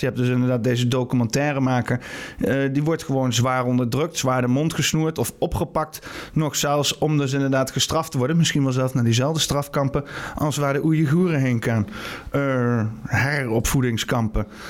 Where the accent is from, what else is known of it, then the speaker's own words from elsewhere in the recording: Netherlands; als Nederlanders